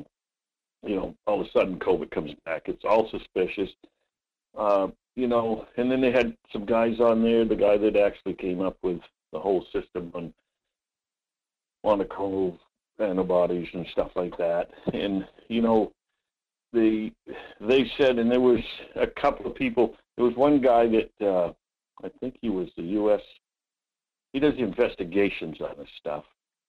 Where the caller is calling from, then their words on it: Homer, United States; Hi, Mike. Yeah, from Homer.